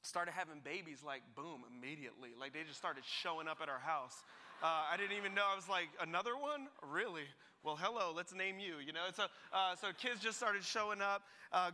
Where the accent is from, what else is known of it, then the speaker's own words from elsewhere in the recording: New Jersey, United States; moved away as an adult; now in Greater Boston, United States; I grew up in New Jersey